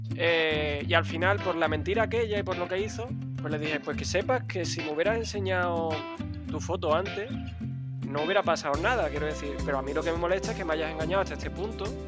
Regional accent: Málaga, Andalusia, Spain; accent: Spanish; soy de Málaga, de, España, en este caso de la parte de Andalucía

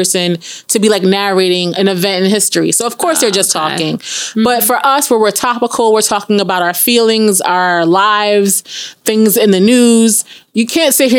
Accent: New York, United States; we're young women from New York in our 30s

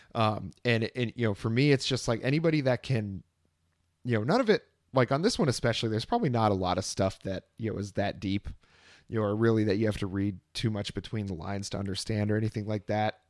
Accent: Vermont, United States; now in Austin, Texas, United States; nowhere is like Vermont, nowhere is like growing up in Vermont

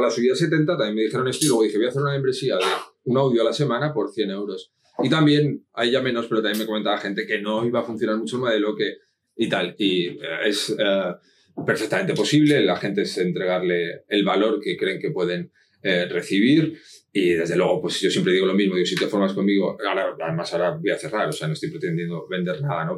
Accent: Madrid, Community of Madrid, Spain; also born or lived in Asturias; now in Benalmádena, Spain; nací en Madrid

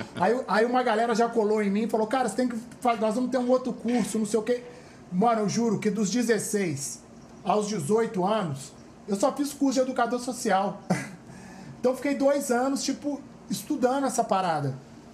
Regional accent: Belo Horizonte, Minas Gerais, Brazil; moved away as an adult; now in Rio de Janeiro, Brazil; eu sou do Alto Veracruz

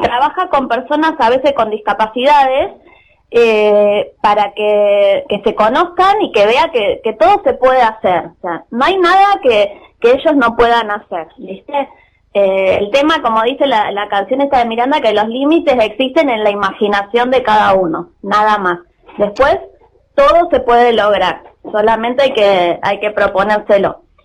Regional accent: Mar del Plata, Buenos Aires Province, Argentina; somos de Mar del Plata nosotros

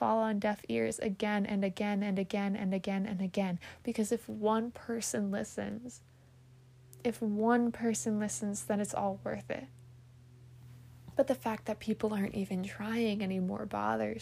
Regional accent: United States; as an American

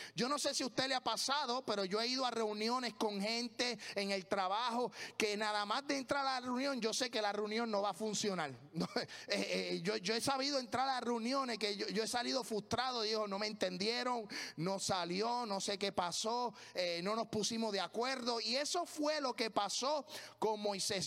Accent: Puerto Rico; moved away as an adult; now in United States; Lo único que a mí no se me olvida de mi tierra

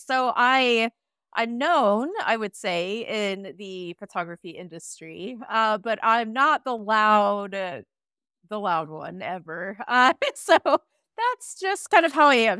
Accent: United States; now in Iceland; I'm an American immigrant now living in Iceland

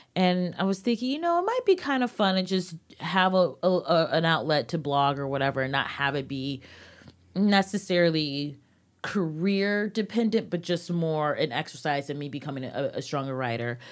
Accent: United States; my experience as a young black woman growing up in America

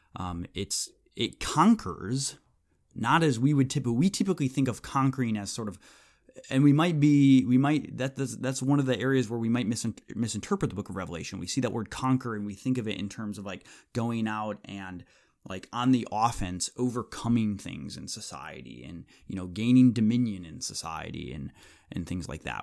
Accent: United States; we as American evangelicals

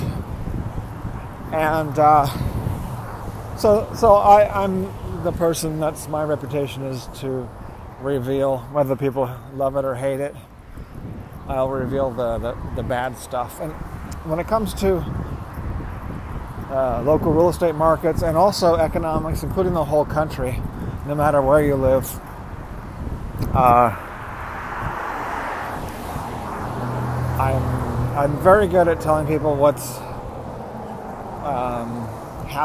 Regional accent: Los Angeles, California, United States; I was born and raised here in the Los Angeles area

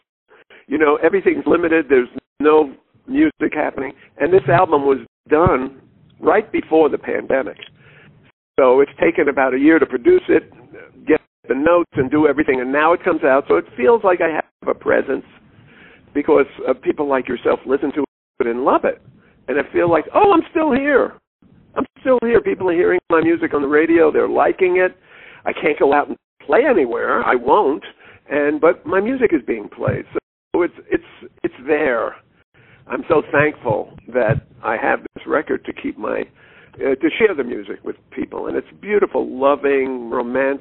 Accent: New York, United States; moved away; I'm a guy from New York originally

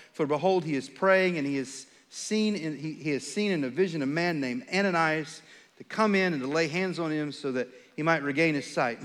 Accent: Texas, United States; also born or lived in Charlotte, North Carolina; We're from Texas. This is home for us.

